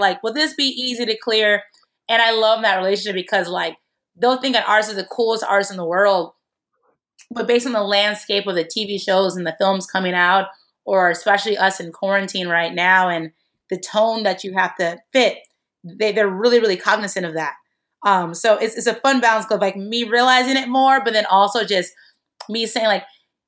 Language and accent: English; Chicago, Illinois, United States; I'm from Chicago